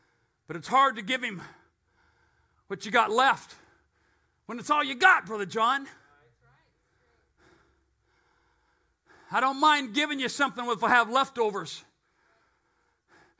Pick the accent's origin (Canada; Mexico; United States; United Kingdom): United States; I'm an American